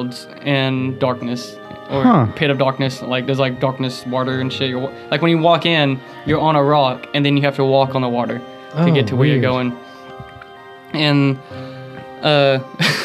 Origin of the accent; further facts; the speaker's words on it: the South, United States; I'm from the South